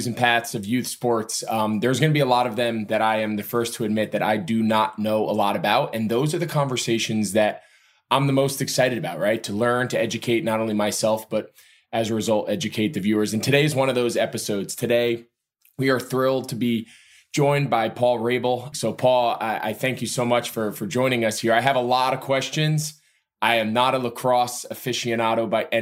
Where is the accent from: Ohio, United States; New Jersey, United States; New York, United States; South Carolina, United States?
New Jersey, United States; moved away; growing up in New Jersey